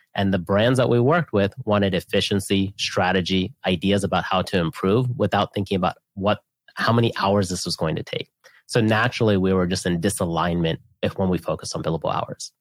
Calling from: Austin, Texas, United States; I'm calling in from Austin, Texas

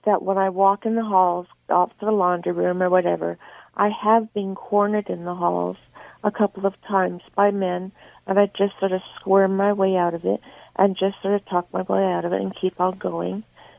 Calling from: Winnipeg, Manitoba, Canada

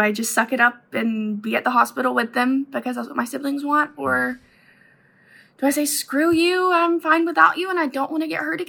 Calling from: Georgia, United States; Hey, Matt and Chris. … I'm from Georgia.

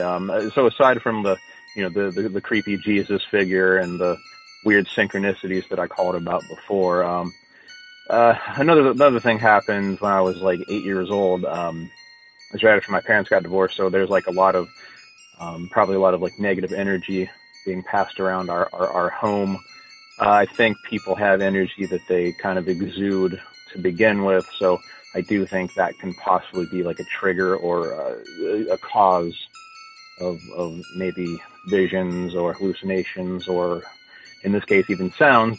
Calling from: Morgantown, West Virginia, United States; I'm calling from Morgantown, West Virginia

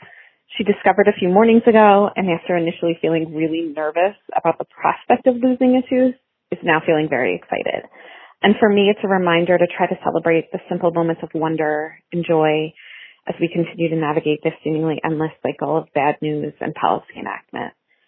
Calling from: New Jersey, United States; from New Jersey

